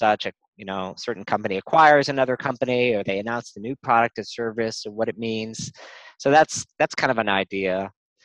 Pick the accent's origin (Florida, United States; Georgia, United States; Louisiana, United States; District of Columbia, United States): Louisiana, United States; New Orleans; moved away; also born or lived in North Carolina / New York City; I grew up in New Orleans